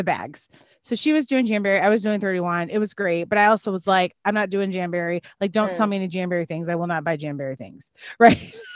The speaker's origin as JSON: {"language": "English", "town": "Chicago", "region": "Illinois", "country": "United States", "tie": "born or raised there", "also_born_or_lived": "Terre Haute, Indiana", "moved": "yes", "said": "I grew up in Chicago, Illinois"}